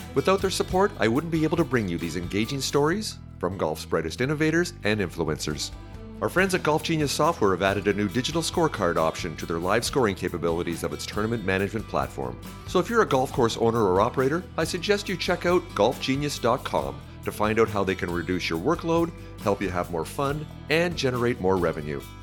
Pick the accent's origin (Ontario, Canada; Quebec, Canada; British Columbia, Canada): Ontario, Canada; outside of Toronto; moved away; I grew up in outside of Toronto